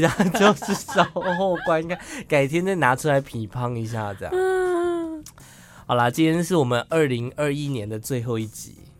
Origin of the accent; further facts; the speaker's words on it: Miaodong, Taichung, Taiwan; My hometown，我的家乡